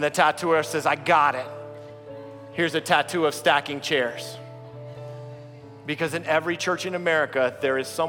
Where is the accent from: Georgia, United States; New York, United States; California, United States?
Georgia, United States; the South; moved away; I come from the South. We lived in Georgia